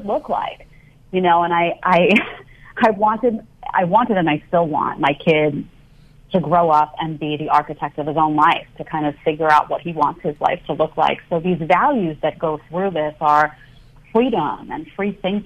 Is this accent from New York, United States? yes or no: yes; New York City, New York, United States; also born or lived in Manhattan, New York; I grew up in Staten Island, New York, in a small condo behind the Staten Island Mall